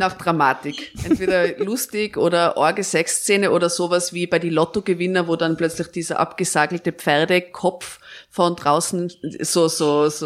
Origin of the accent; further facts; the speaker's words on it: Tyrol, Austria; moved away; ich bin in Tirol in einem Dorf aufgewachsen